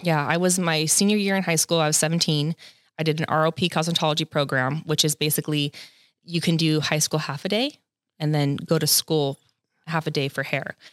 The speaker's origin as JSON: {"language": "English", "area": "Los Angeles County", "region": "Southern California", "country": "United States", "tie": "born or raised there", "said": "I'm second generation Southern California, born and raised"}